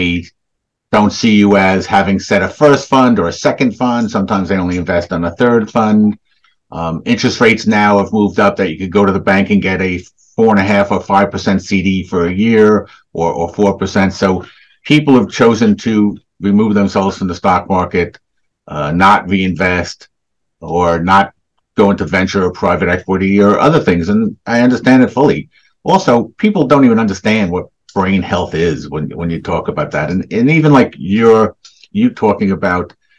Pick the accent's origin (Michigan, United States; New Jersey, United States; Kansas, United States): New Jersey, United States; Essex County; I grew up mainly in New Jersey, in Essex County.